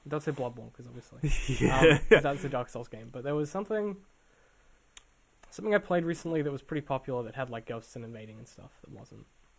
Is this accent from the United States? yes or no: no; Australia; accent: Australian; I've literally lived in Australia my entire life.